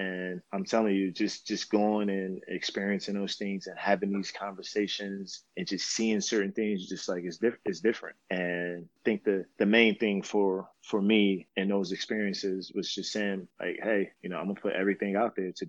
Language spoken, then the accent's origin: English; Newark, New Jersey, United States; It was a place where if you made a mistake, your life can be cut short. If you made the wrong mistake, you could be in jail as a juvenile for a long time. I was arrested as a juvenile.